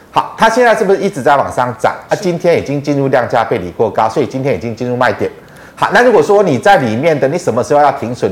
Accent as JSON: {"language": "Chinese", "country": "Taiwan", "said": "我们台湾人去中国，去观光旅游"}